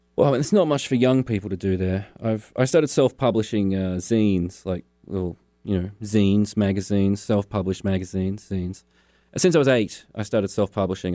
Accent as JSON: {"language": "English", "town": "Launceston", "region": "Tasmania", "country": "Australia", "tie": "born or raised there", "also_born_or_lived": "Hobart, Tasmania", "said": "I grew up in Launceston."}